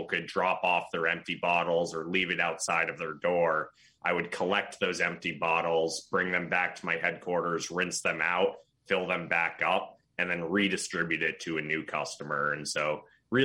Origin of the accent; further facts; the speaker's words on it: Belmont, Massachusetts, United States; moved away as an adult; now in New York, United States; I grew up in Belmont, Massachusetts with a 617 number